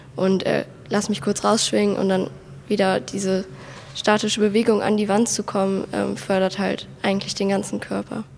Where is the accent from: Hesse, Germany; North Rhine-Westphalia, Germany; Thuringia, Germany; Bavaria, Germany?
North Rhine-Westphalia, Germany; Wesseling; ich komme aus Wesseling